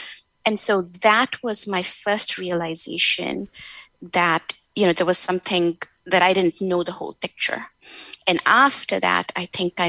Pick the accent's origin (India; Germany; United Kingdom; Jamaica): India; at least where I come from South Asia, from India, where you are always told, you know, again, to be nice, to work hard, to be humble